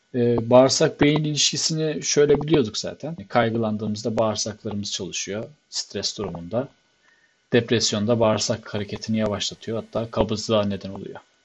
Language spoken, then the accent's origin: Turkish; Black Sea Region, Turkey; ben bir Karadenizli olarak